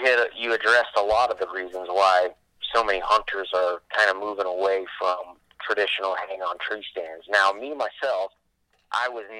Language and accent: English; Florida, United States; moved away as an adult; also born or lived in Southeast United States / Fort Carson, Colorado; I'm from the East Coast. Grew up whitetail hunting in Florida and in the Southeast